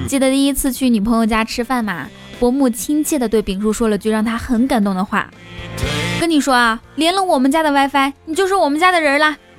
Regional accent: Inner Mongolia, China; 我们内蒙古人

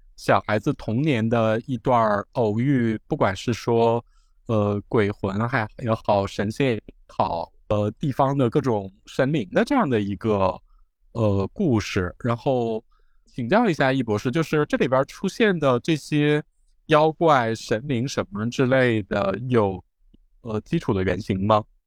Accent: Northeast China, China; 因为我是东北人，我就很明显地想到了一些我们东北的这种各种，各种乱七八糟的传说

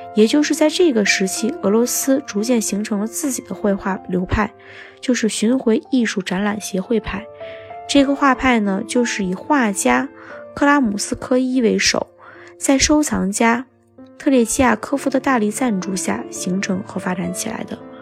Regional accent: China

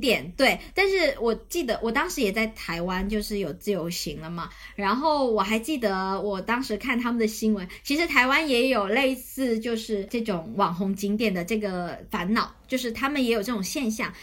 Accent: Shantou, Guangdong, China; moved away; 我家乡汕头这两年，它的因为美食引起的这个旅游潮，呃，在发展嘛

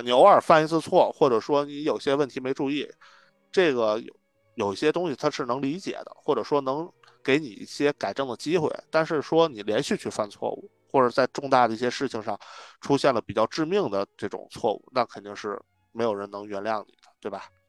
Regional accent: northern China, China; now in Beijing, China; 咱们北方人，可能在平原地区长大

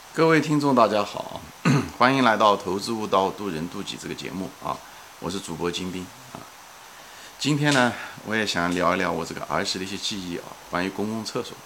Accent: Ma'anshan, Anhui, China; 我的故乡是在，嗯，安徽省马鞍山市一个郊外的一个山区，一个镇子，叫象山，是一个矿山

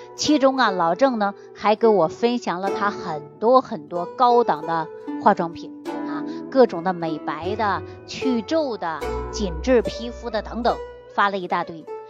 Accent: China; 我们中国人

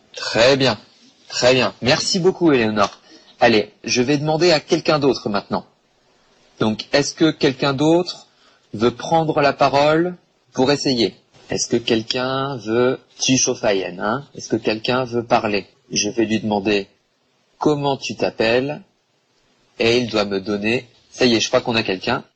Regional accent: Bordeaux, Nouvelle-Aquitaine, France; je suis français, je viens de Bordeaux en France

